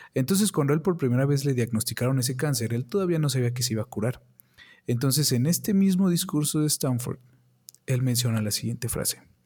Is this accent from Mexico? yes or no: yes; Mexico; aquí en mi país, México, no tenemos las oportunidades como en Estados Unidos